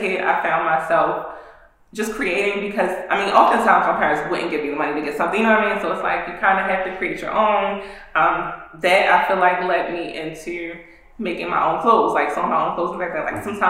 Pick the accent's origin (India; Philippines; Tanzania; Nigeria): Nigeria; I'm Nigerian, so that's not really how it's pronounced.